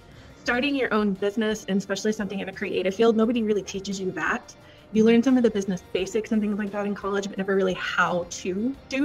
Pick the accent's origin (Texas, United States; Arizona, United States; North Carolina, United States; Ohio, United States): Texas, United States; Victoria; moved away as an adult; also born or lived in Connecticut / Minnesota; I was born and raised in South Texas, down in Victoria, about 3 hours south from College Station, where I currently am now